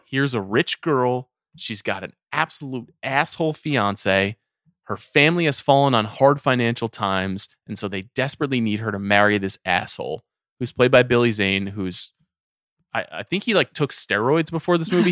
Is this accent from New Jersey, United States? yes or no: no; Long Island, New York, United States; I grew up on Long Island